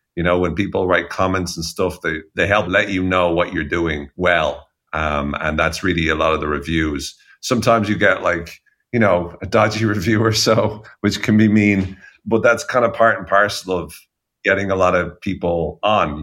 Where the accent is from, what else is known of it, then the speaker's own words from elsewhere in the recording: Ireland; as Irish people